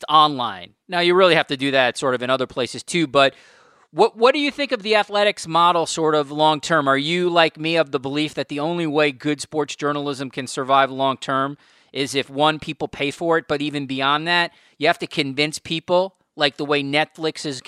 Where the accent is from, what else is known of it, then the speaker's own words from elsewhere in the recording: Long Island, New York, United States; Newsday, my old hometown paper